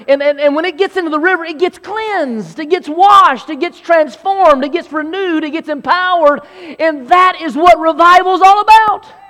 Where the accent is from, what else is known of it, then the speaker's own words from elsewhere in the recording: Belton, South Carolina, United States; also born or lived in Anderson, South Carolina; I grew up in Anderson, South Carolina, more specifically Belton, South Carolina.